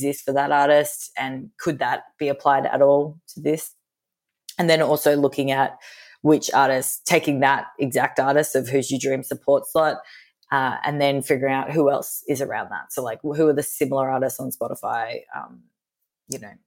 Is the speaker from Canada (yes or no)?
no; Australia; moved away as an adult; also born or lived in United States; I'm Australian